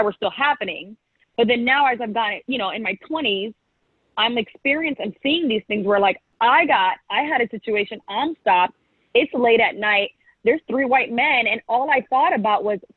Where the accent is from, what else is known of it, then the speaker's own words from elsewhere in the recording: Anchorage, Alaska, United States; moved away; also born or lived in St. Petersburg, Florida; I grew up in Alaska. Multicultural place. I grew up in Anchorage